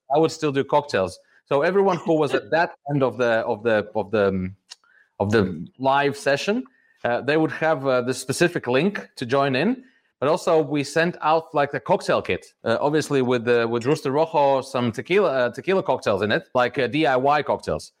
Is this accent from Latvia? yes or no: yes; Riga, Latvia; I'm from Riga, from Latvia, born here, grew up here.